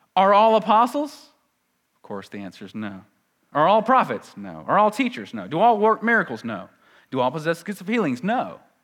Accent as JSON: {"language": "English", "country": "United States", "said": "We're very American"}